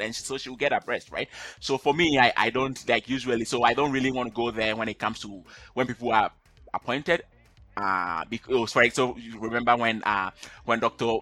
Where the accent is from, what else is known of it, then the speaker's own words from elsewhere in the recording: Ghana; now in Canada; I'm originally from Ghana. Um, I currently I live in Canada